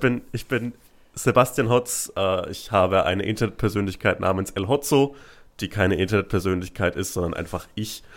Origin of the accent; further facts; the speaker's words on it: Franconia, Germany; moved away as an adult; also born or lived in Bielefeld; now in Berlin, Germany; als Franke